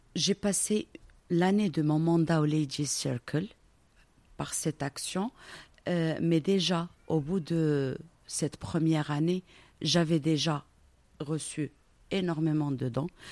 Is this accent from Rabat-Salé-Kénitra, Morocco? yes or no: no; Casablanca, Casablanca-Settat, Morocco; also born or lived in Belgium; Je suis née à Casablanca, j'y ai grandi.